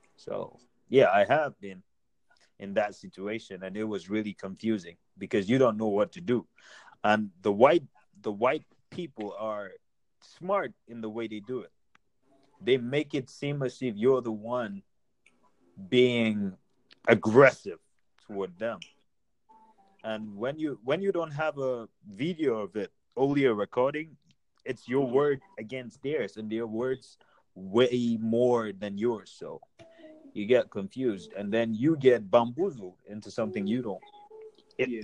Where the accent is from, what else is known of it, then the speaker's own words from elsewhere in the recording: Nigeria; now in United States; I'm Nigerian